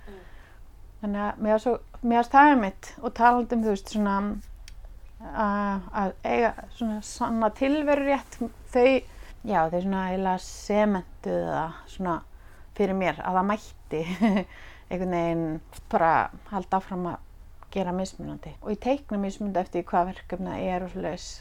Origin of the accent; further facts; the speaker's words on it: Reykjavík, Capital Region, Iceland; Ég ólstu upp í hérna bregðaldi, mm. í efra bregðaldi